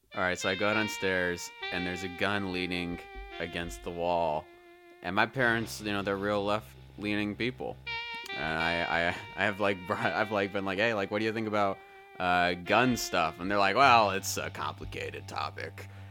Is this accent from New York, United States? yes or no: no; Seattle, Washington, United States; I'm born and raised uh, in Seattle. I West Seattle mostly